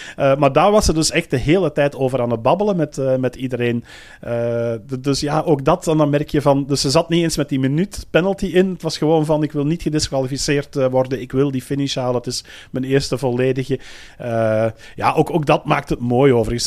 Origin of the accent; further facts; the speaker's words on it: Belgium; zelf als Belg zijnde